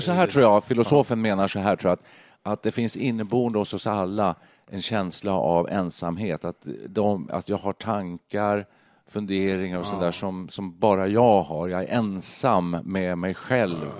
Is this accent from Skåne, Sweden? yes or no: no; Stockholm County, Sweden; moved away as an adult; now in Stockholm, Sweden; flyttade in till stan och då alla kompisar var ju eh, där jag kommer från, norr om stan